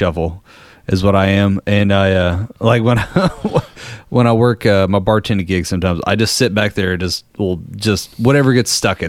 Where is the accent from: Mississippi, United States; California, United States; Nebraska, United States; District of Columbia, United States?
California, United States; San Diego; Born and raised in San Diego.